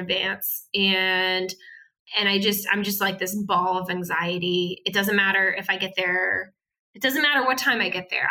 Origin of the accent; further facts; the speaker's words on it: Northeast, United States; moved away; we're both from the Northeast